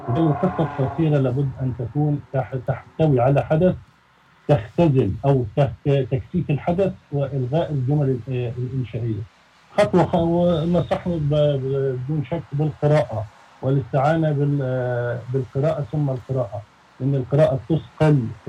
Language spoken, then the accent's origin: Arabic; Egypt; احنا عندنا في مصر